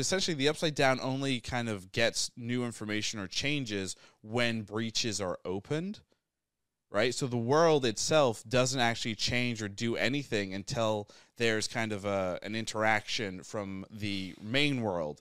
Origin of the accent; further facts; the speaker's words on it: England, United Kingdom; moved away; also born or lived in New Hampshire; I was born in England, and then we live in New Hampshire.